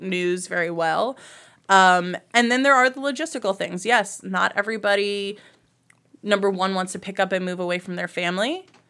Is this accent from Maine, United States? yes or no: no; New Jersey, United States; moved away as an adult; also born or lived in Baltimore, Maryland / Washington, D.C. / Cleveland, Ohio / Huntsville, Alabama; now in Lakewood, United States; I was raised in New Jersey, small town, near New York